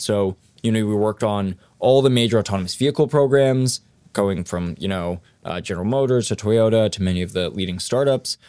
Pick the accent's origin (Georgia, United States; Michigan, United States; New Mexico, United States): New Mexico, United States; Los Alamos; I grew up in Los Alamos, New Mexico